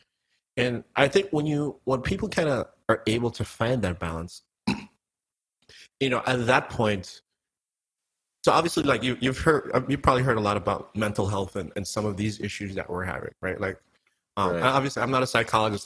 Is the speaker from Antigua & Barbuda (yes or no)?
yes; Antigua & Barbuda; now in United States